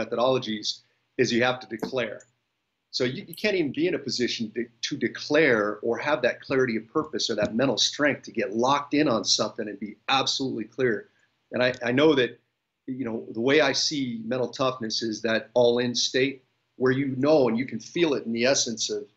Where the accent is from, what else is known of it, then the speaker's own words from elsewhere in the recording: Bay Area, Northern California, United States; I am born and raised in the Bay Area in Northern California